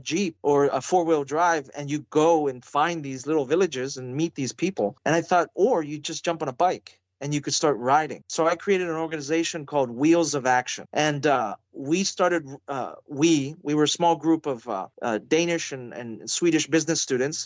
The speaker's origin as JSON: {"language": "English", "town": "Youngstown", "region": "Ohio", "country": "United States", "tie": "born or raised there", "said": "I grew up in a very poor city. I mean, I'm in my hometown now, Youngstown, Ohio"}